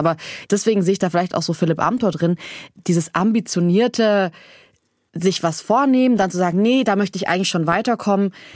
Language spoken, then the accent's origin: German; Southern Germany, Germany; ich komme auch aus Süddeutschland vom Land